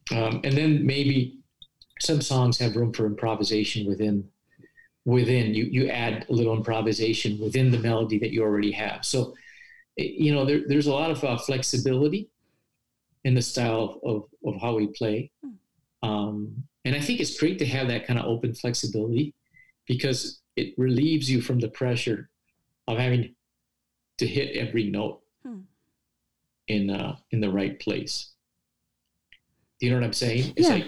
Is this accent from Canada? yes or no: no; Paraguay; And so that was very noticeable that growing up in Paraguay, you had all these successful musicians of folk music traveling around the world, you know.